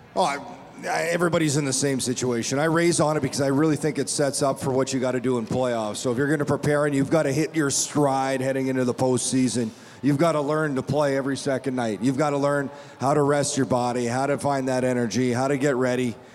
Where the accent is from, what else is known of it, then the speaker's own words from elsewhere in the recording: Manitoba, Canada; now in Las Vegas, United States; I'm from Manitoba